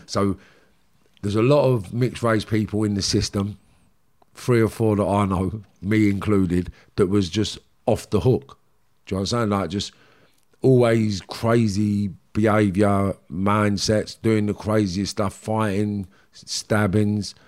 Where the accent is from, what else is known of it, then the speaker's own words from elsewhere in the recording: London, United Kingdom; accent: Cockney; I was what you class as a Cockney kid